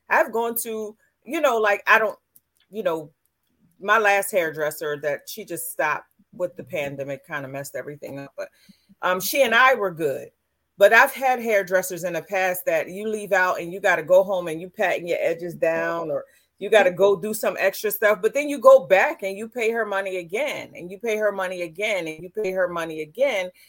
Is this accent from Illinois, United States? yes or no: no; Camden, New Jersey, United States; I grew up in Camden, but I went to all white schools.